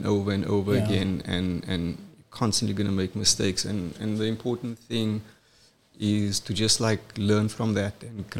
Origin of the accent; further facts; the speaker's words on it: Cape Town, Western Cape, South Africa; also born or lived in KwaZulu-Natal; I'm from Cape Town. I grew up in Crawford.